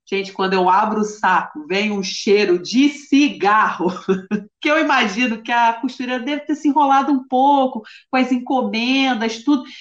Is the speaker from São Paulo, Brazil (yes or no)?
no; Bahia, Brazil; Como baiana, gente, a gente sempre tem a lavagem, né?